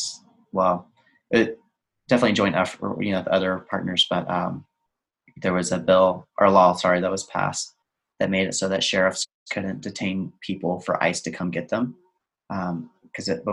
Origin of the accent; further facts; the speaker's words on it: between San Antonio and Austin, Texas, United States; I grew up in Texas, right between San Antonio and Austin.